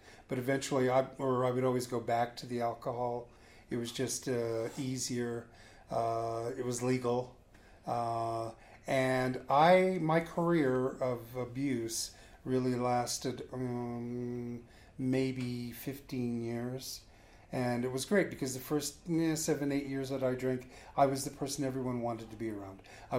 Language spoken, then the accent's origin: English; San Francisco, California, United States; San Francisco.